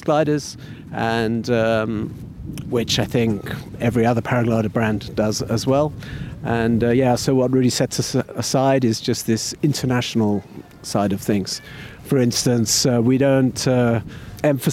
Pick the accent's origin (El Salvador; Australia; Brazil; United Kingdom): United Kingdom; I'm British